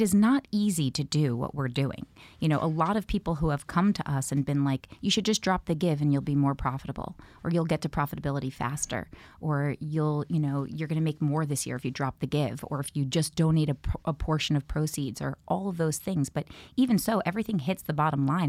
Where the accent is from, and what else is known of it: New York, United States; born or raised there